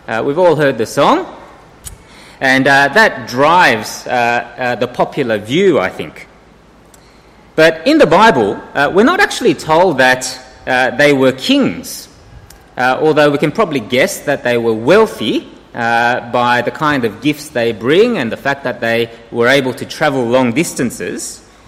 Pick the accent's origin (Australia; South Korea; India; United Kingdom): South Korea; born there; I was born in 1970 in Korea.